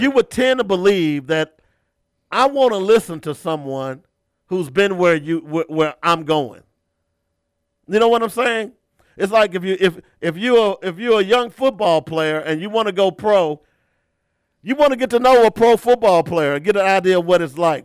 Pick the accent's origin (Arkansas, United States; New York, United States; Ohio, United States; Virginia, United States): Arkansas, United States; Little Rock; I grew up in Little Rock